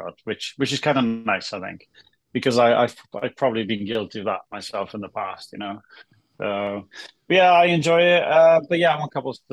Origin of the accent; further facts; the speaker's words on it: Wales, United Kingdom; I'm a Welshman